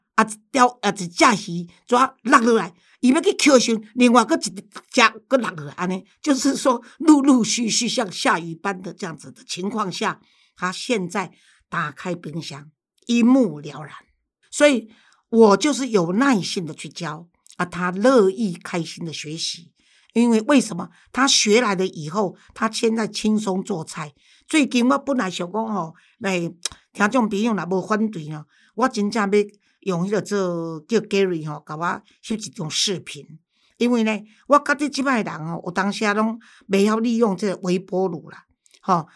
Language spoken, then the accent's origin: Chinese; Taiwan; 而且我们现在台湾就从中国流行过来的